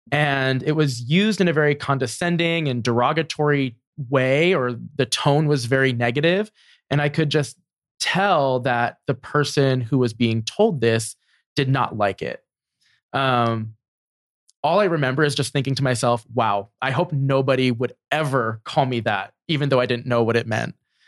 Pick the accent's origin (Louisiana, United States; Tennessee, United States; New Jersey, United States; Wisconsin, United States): New Jersey, United States; I'm very thankful for my experience growing up in New Jersey.